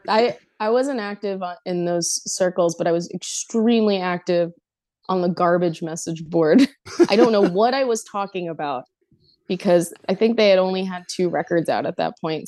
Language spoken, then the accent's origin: English; Elizabeth, New Jersey, United States; growing up in Elizabeth, New Jersey